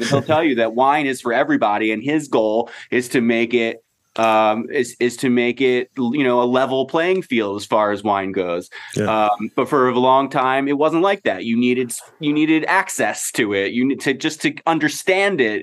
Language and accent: English; Baltimore, Maryland, United States; I am me from Baltimore